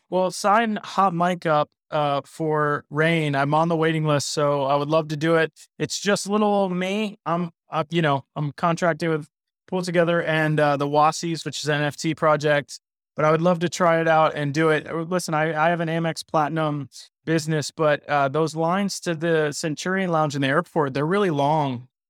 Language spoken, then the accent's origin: English; South Florida, United States; I grew up in South Florida.